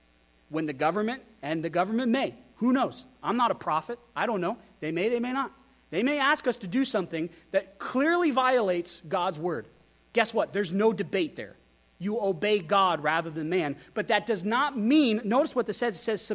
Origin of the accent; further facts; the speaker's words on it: Wyoming, United States; also born or lived in Texas / Idaho; I grew up in Wyoming. I grew up in Texas. I grew up in Idaho.